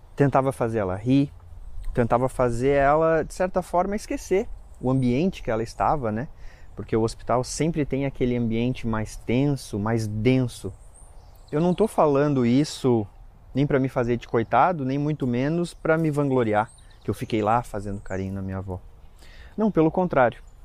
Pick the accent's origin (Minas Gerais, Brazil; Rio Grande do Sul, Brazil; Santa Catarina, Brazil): Santa Catarina, Brazil; Lages; moved away; a gente foi para Lages, né, que é a minha cidade natal